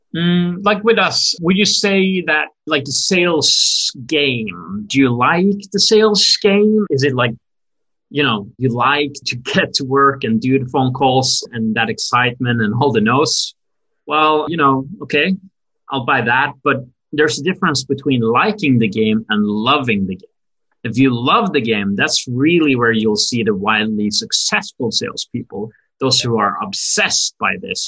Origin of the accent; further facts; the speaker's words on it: Norway; moved away as an adult; also born or lived in Brooklyn, New York; now in New York, United States; I'm actually, you know, born and raised in Norway in Europe